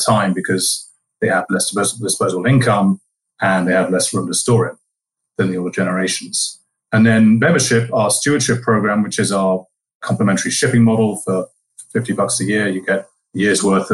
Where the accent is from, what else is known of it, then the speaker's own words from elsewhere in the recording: England, United Kingdom; moved away as an adult; also born or lived in London; now in United States; from the UK, as you can probably tell from my accent